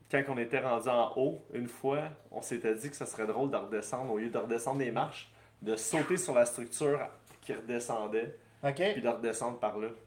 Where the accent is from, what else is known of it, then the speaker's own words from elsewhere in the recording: New Brunswick, Canada; Euh, Mathieu, j'ai grandi à Auromoto. Oh! au Nouveau-Brunswick.